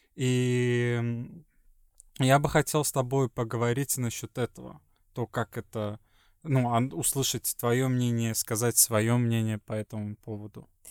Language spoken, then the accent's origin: Russian; Sweden; Russian is a second language; also born or lived in Estonia; из Швеции